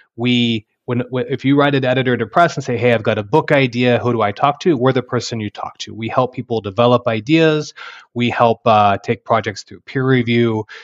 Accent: Texas Panhandle, United States; moved away as an adult; now in Oklahoma, United States; having grown up in Texas, Panhandle

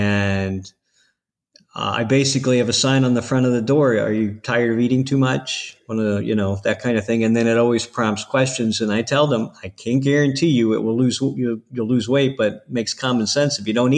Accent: Ohio, United States; now in Florida, United States; I'm from Ohio. No. So, you know, I know what the winters are like, so I don't miss them at all.

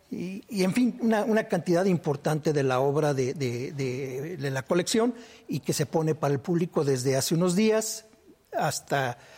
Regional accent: Celaya, Guanajuato, Mexico; also born or lived in Apaseo; Celaya, una ciudad que se ha visto muy golpeada, que nos hemos visto muy golpeados. Yo nací en Apaseo, pero soy

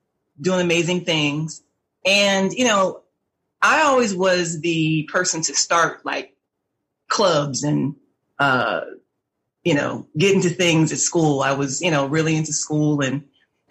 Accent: Georgia, United States; also born or lived in New York State / New Jersey; I was born in New York State, but I am a Georgia peach. I've been here since 1979, with the exception of 3 years in New Jersey, but this is my home

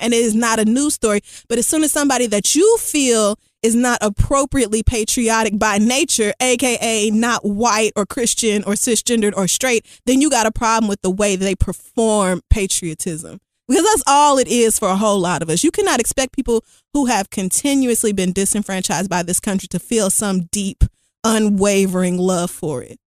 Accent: United States; I will still be an American citizen, American by birth.

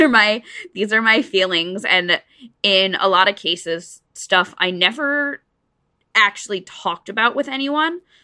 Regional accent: New Jersey, United States; I grew up in New Jersey, so I was, like, not too far

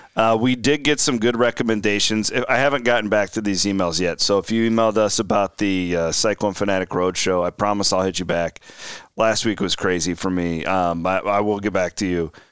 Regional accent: Clarinda, Iowa, United States; my hometown of Clarinda, Iowa, in southwest Iowa

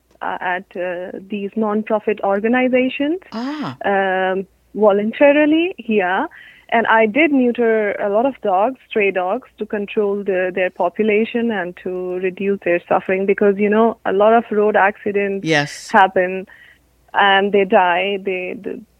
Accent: India; moved away as an adult; also born or lived in Italy; now in Vienna, Austria; I was born and brought up in India, and I did my veterinary studies in India as well.

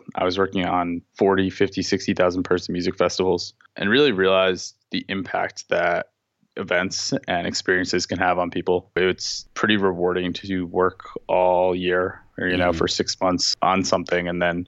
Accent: Long Beach, New York, United States; I'm from Long Beach, New York.

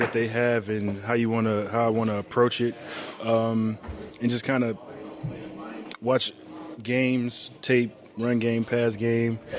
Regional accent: Detroit, Michigan, United States; I'm from Detroit, Michigan.

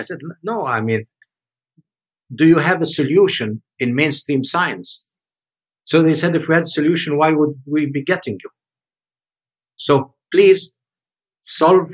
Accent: Egypt; moved away; also born or lived in Switzerland; tell me go back home to Egypt

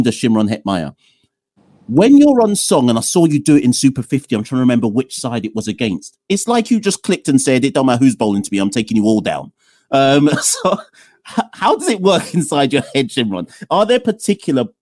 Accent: Jamaica; I'm Jamaican

